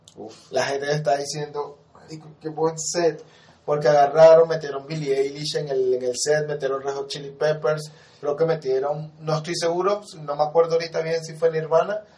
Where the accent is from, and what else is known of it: Venezuela